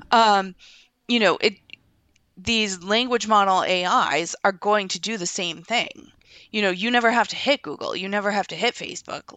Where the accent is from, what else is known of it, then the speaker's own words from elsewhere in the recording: United States; as an American